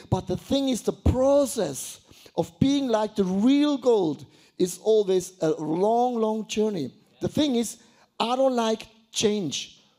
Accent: Buchs, Switzerland; I was, I was brought up in Buchs. Have you ever heard about Buchs? No, Buchs. It's not a sickness, it's a small village.

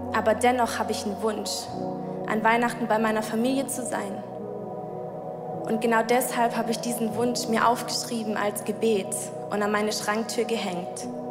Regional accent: Sigmaringen, Baden-Württemberg, Germany; moved away as an adult; now in Switzerland; meine Eltern sind aber in Deutschland, in meiner Heimat, in Sigmaringen

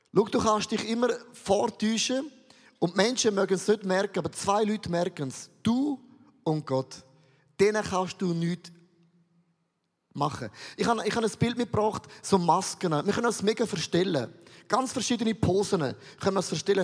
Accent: Switzerland; Ich komme aus dem Rheintal

